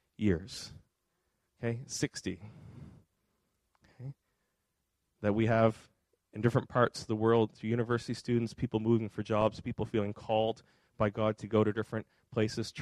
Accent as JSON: {"language": "English", "region": "Nova Scotia", "country": "Canada", "moved": "yes", "lives_now": "Fredericton, Canada", "said": "I'm from Nova Scotia. Angela's dad's there. My parents are there"}